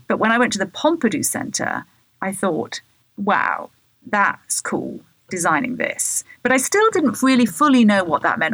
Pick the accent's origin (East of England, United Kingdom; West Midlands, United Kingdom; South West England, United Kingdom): South West England, United Kingdom; Bath; moved away as an adult; now in United States; growing up in Bath